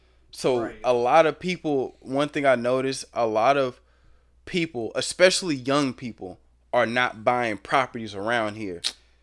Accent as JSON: {"language": "English", "town": "Overland", "region": "Missouri", "country": "United States", "tie": "born or raised there", "said": "I'm mainly, you know, from Overland. I grew up around here, you know, shout out to Parkside too, but I grew up in Overland, and Overland, Woodson Terrace, St. Anne, that whole little mid-county territory right there"}